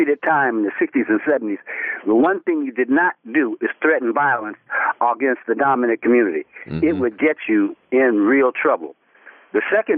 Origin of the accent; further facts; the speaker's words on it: Cook County, Illinois, United States; moved away; also born or lived in Long Beach, California; I'm from Chicago, Illinois. Well, I'm from Cook County. Born in the South Suburbs.